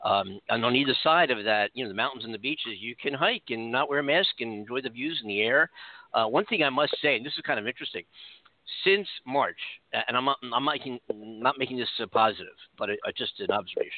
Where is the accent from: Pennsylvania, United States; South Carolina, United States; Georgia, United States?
Pennsylvania, United States; Philadelphia; now in Los Angeles, United States; I'm originally from Philadelphia and moved to Los Angeles, and I do go back and visit time to time, but I would never live there again.